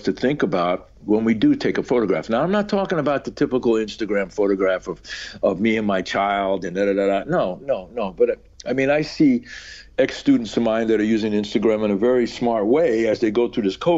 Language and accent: English; New York City, New York, United States; growing up in New York at that time